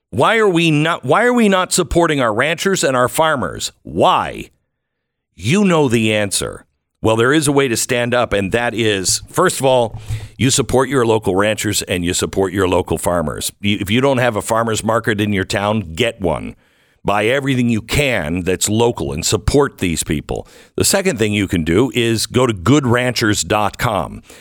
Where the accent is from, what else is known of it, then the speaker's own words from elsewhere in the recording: Canada; Some things that are I find extraordinarily disturbing coming out of uh, Canada, and I just I. As a Canadian, I'd like to hear where people are standing on these things.